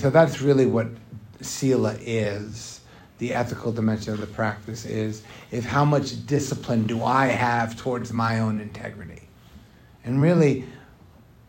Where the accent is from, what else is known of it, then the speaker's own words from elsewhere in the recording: United States; a lot of us growing up in America